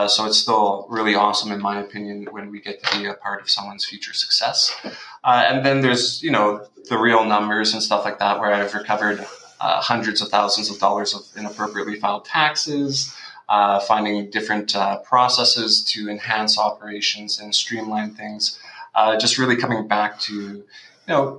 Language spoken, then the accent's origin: English; Winnipeg, Manitoba, Canada; I grew up in Winnipeg.